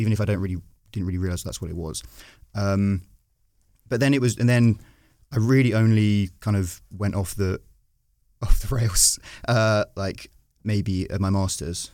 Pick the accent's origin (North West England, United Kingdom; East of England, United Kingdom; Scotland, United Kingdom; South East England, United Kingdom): East of England, United Kingdom; Brentwood; I grew up in Brentwood, which is a very, uh, safe Tory seat